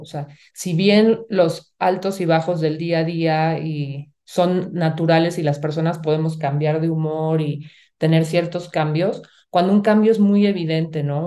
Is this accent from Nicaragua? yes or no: no; Mexico; como sociedad mexicana y latina nos han enseñado